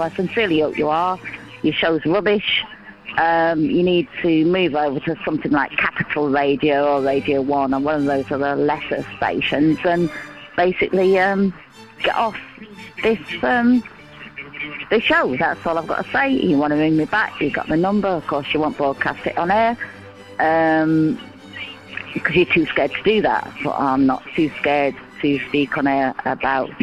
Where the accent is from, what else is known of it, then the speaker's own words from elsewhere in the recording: Yorkshire and the Humber, United Kingdom; I'm from Yorkshire